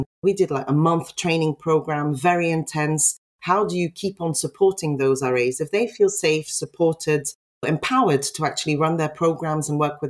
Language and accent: English; Belgium; moved away; I came from Belgium. I was put in a small hall of residence with all the international students.